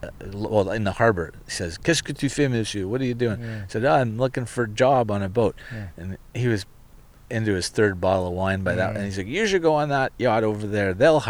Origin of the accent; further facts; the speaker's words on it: near Orono and Bowmanville, southern Ontario, Canada; I grew up in southern Ontario on Lake Ontario, a little town. Well, we weren't even in a town. We were out in the country, farmland near Orono and Bowmanville, Newcastle, before they became on the edge of suburbia.